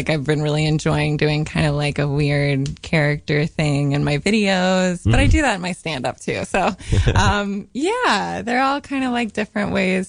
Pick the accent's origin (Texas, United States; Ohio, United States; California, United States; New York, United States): New York, United States; Westchester; I grew up in Westchester.